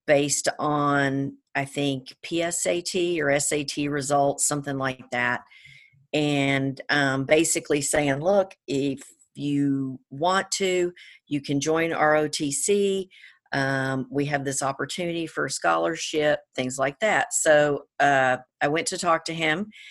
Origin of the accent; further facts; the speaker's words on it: Georgia, United States; now in California, United States; I'm originally from Georgia